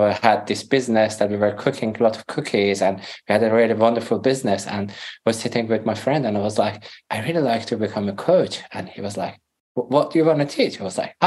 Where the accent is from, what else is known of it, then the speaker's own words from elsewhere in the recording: Iran; first language Persian; English is a second language; moved away as an adult; also born or lived in Greece / Europe; we're back to Iran when I was 8. I couldn't speak Farsi, which is my mother language. So I started to learn Farsi again and grew up in Iran.